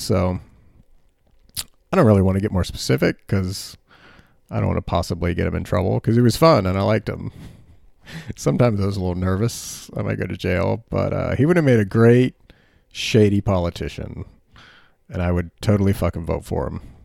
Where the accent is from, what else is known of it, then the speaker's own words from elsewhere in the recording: United States; also born or lived in Frankfurt, Germany; As Americans, we have this idea that wherever we are is temporary.